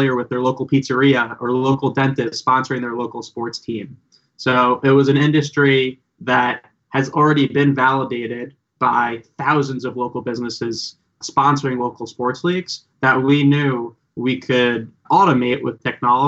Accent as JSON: {"language": "English", "area": "Long Island", "region": "New York", "country": "United States", "tie": "born or raised there", "also_born_or_lived": "Austin, Texas / Detroit, Michigan", "moved": "as an adult", "lives_now": "Philadelphia, United States", "said": "I'm from Long Island, New York originally. Grew up there."}